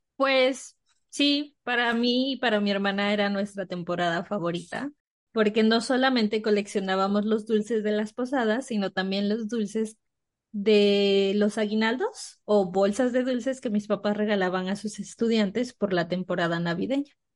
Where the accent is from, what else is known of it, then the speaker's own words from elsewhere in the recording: Mexico; En México cenamos tarde